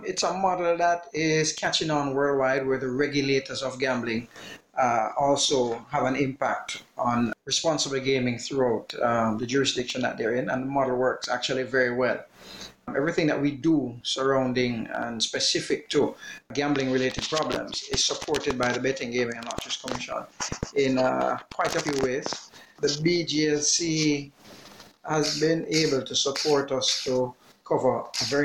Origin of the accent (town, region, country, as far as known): Jamaica